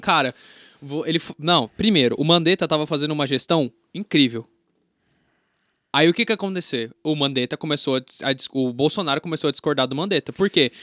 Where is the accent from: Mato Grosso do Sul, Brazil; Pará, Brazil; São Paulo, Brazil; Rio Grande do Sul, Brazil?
Mato Grosso do Sul, Brazil; Campo Grande; now in Brasília, Brazil; eu sou de Campo Grande, Mato Grosso do Sul